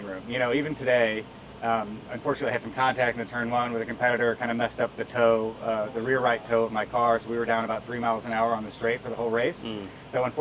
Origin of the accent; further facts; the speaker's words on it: St. Louis, Missouri, United States; moved away as an adult; now in Denver, United States; I grew up in St. Louis, Missouri, but I've lived in Denver, Colorado since 2016.